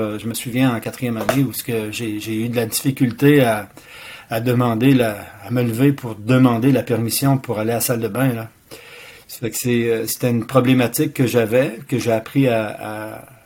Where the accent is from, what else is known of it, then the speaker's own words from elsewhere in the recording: Quebec City, Quebec, Canada; also born or lived in Sherbrooke; Je suis natif de la ville de Québec